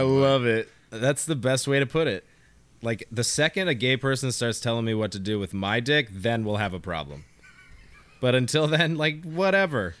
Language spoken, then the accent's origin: English; California, United States; I'm just from California. Like, it's just my vernacular